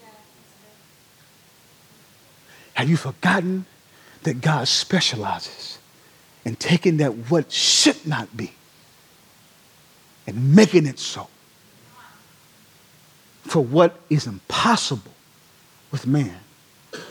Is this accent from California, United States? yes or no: no; Durham, North Carolina, United States; moved away as an adult; born and raised in Durham, North Carolina